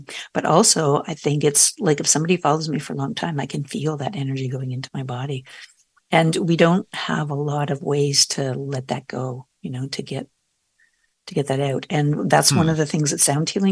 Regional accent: Canada; I'm Canadian

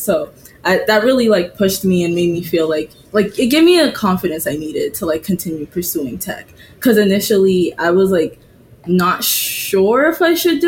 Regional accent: Boston, Massachusetts, United States; also born or lived in Antigua; So I live in Boston and I've lived in Boston for most of my life

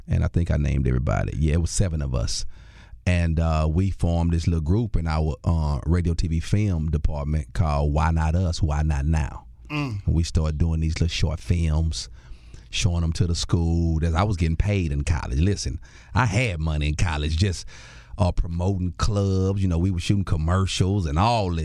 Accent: Houston, Texas, United States; also born or lived in Missouri City, Texas; So initially, I grew up in Fourth Ward.

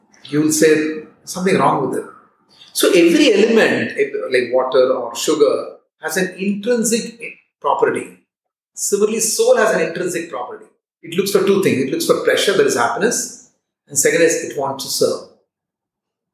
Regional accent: India; today I'm an Indian

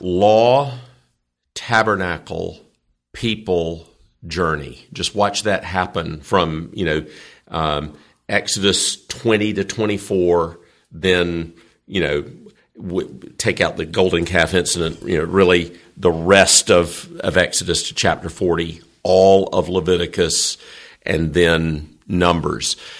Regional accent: the South, United States; I'm from the South, and Southerners are kind of weird about our people

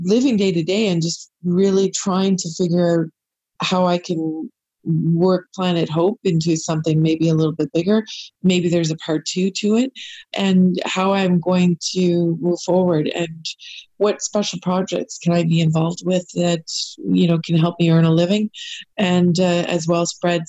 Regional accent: Canada; I'm a Canadian wildlife photographer

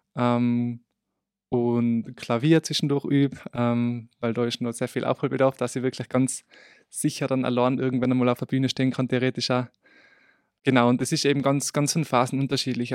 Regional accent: Obsteig, Tyrol, Austria; moved away as an adult; now in Innsbruck, Austria; Eigentlich komme ich aus Obsteig und ich bin jetzt eben seit eh seit Beginn dieses Jahres in Innsbruck

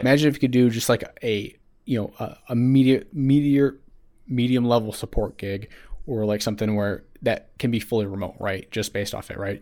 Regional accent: Midwest, United States; growing up in the Mid-, Midwest

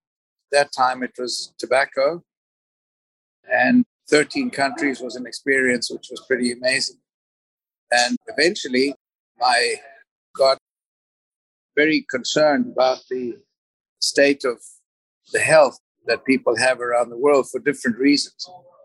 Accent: Zimbabwe; born there; I was born in Zimbabwe, and I've lived in 13 different countries

